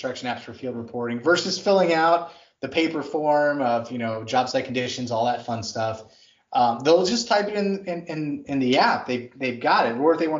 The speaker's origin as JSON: {"language": "English", "region": "North Texas", "country": "United States", "tie": "born or raised there", "said": "I grew up in North Texas."}